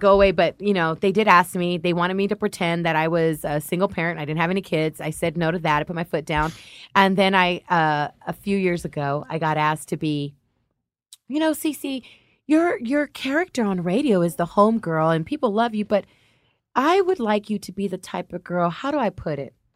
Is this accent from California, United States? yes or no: yes; Los Angeles, California, United States; also born or lived in Compton; My family grew up in Compton. I'm from Linwood Watts.